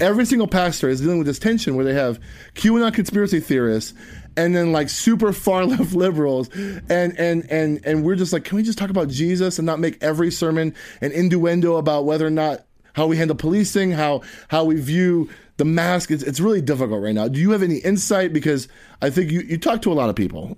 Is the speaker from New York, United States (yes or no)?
no; Tampa, Florida, United States; I'm from West Tampa